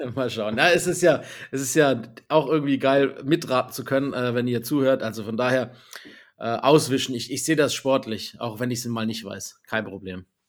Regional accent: Swabia, Baden-Württemberg, Germany; als Schwabe

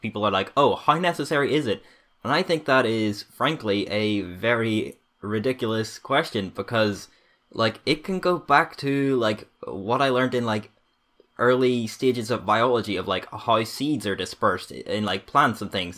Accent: Northern Ireland, United Kingdom; growing up in Northern Ireland

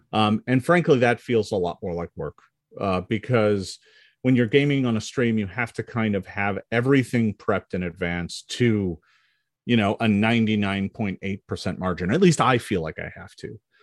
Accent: Milwaukee, Wisconsin, United States; I grew up in Milwaukee, Wisconsin

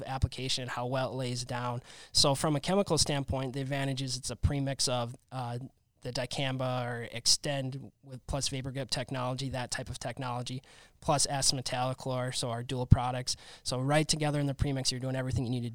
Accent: Minnesota, United States; now in Wisconsin, United States; I'm from Minnesota here

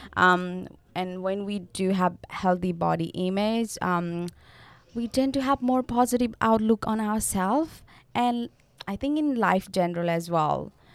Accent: Nepal; moved away as an adult; now in Australia; I'm from Nepal, and I'm studying Bachelor's of Community Service, and I'm international

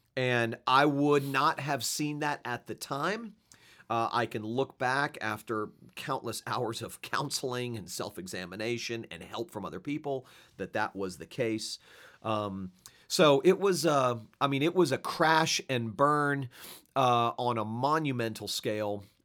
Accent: Fort Lauderdale, Florida, United States; moved away as an adult; also born or lived in Switzerland; my hometown of South Florida

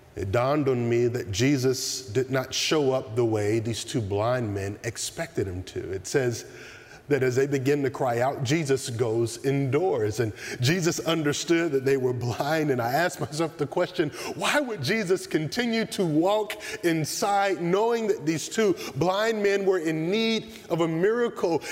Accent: the South, United States; Growing up in the South

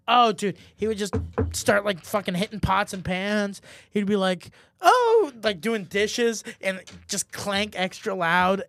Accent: Germany; moved away; when I grew up in Germany, you do start drinking at a young age

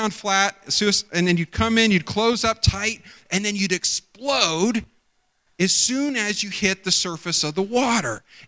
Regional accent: outside of Pickerington, Ohio, United States; I grew up outside of Pickerington

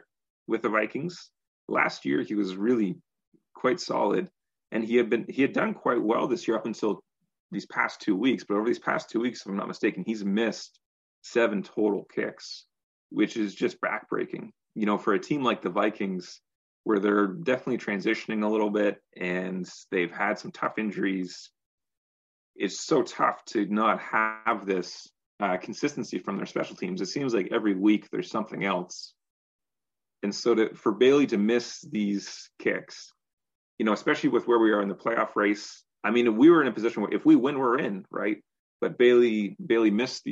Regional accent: Canada; we're Canadian

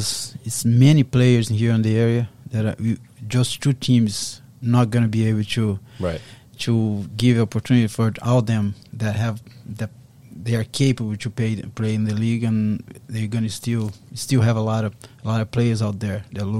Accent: Brazil; now in Boston, United States; Yeah, I'm from Brazil originally. Mm-hmm. I've been here for 24 years.

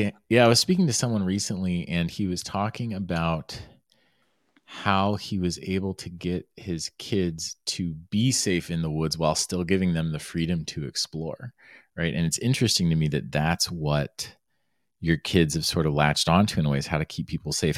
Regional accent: Florida, United States; moved away; also born or lived in Arizona; I grew up in Florida, I was by the Everglades National Park

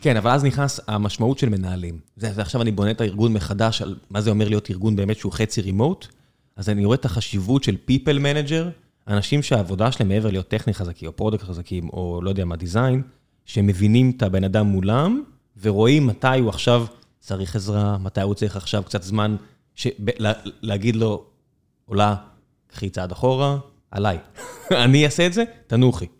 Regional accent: Israel; אנחנו יודעים מה זה גולף כישראלים

